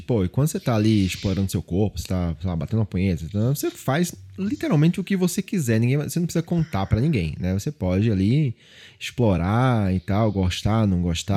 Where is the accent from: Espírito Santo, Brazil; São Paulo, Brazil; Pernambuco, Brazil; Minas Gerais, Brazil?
Pernambuco, Brazil; Olinda; Eu sou nordestino, fui criado ali em Olinda, anos 80, 90 ali